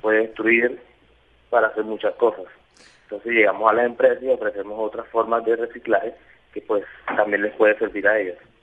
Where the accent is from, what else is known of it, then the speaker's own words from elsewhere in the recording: Barranquilla, Atlántico, Colombia; yo soy barranquillero, yo estoy en Barranquilla